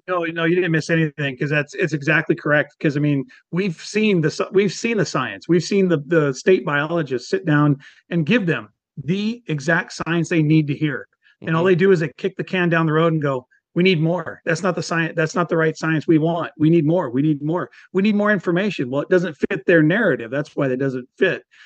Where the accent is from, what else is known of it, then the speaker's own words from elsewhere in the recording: Washington, United States; also born or lived in Whidbey Island; born and raised in Washington State